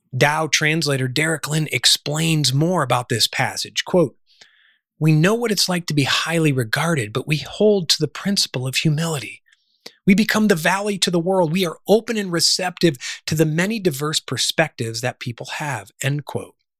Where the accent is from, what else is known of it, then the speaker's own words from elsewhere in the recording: Chicago, Illinois, United States; also born or lived in Charleston, South Carolina / Washington, D.C.; now in Sedona, United States; was born and raised in the Midwest in the Chicago area